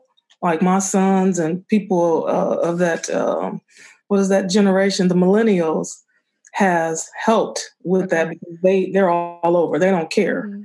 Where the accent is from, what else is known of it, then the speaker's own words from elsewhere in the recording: Benton Harbor, Michigan, United States; I grew up in Benton Harbor.